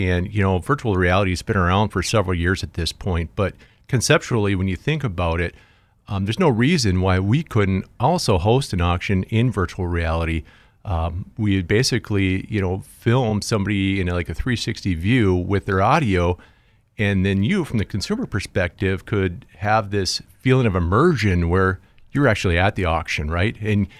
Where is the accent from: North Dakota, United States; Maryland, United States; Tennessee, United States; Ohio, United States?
North Dakota, United States; Jamestown; now in Fargo, United States; Originally from Jamestown, North Dakota, but I live right here in Fargo, North Dakota.